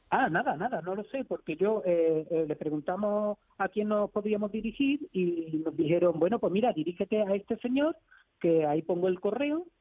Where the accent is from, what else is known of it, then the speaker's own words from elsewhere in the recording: Seville, Andalusia, Spain; somos de Sevilla